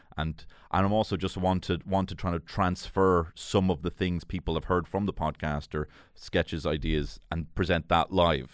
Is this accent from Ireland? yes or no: yes; Dublin, Leinster, Ireland; I grew up in Marino.